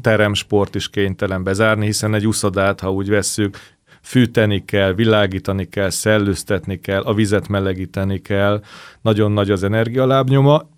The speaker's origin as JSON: {"language": "Hungarian", "region": "Budapest", "country": "Hungary", "tie": "born or raised there", "said": "Nekem is az a szerencsés helyzet volt, hogy ott a közelben a diósárokban laktam, ezért iskola után fel tudtam menni"}